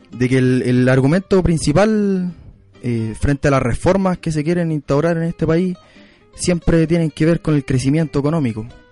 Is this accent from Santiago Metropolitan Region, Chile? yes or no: yes; Quilicura, Santiago Metropolitan Region, Chile; poblador de Quilicura